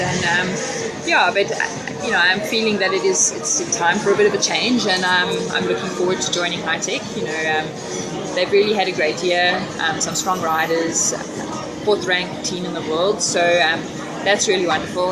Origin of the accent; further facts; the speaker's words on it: Bloemfontein, Free State, South Africa; great to be racing on home soil, and especially since I grew up in Bloem